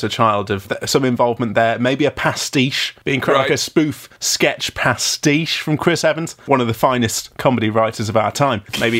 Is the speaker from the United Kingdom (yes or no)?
yes; United Kingdom; I'm a top British bloke.